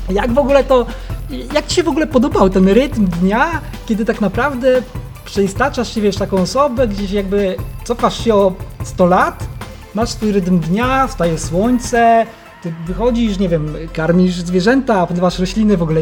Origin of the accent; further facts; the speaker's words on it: Holy Cross Mountains, Świętokrzyskie Voivodeship, Poland; w moich rodzinnych stronach w Górach Świętokrzyskich